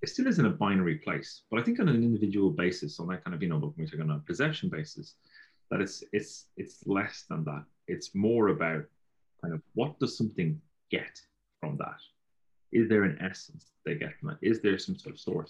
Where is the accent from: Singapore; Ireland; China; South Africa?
Ireland; Galway, Connacht; I'm from Galway, and that's our throwaway phrase. At least it was when I grew up